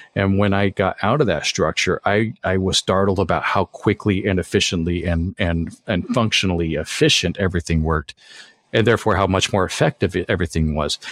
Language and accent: English; Colorado, United States; moved away as an adult; now in Los Angeles, United States; I grew up in Colorado and moved out to L A about, well, it's hard to say, but I think about twenty years ago.